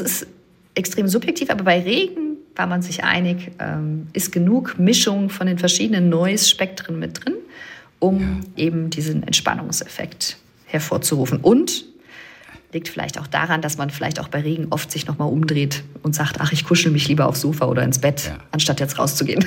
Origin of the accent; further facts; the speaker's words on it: Germany; ich bin aus dem Rheinland